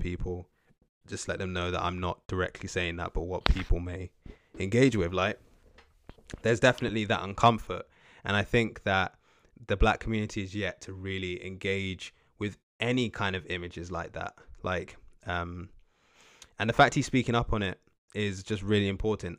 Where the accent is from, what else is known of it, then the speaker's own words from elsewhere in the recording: United Kingdom; as Black British people from the U K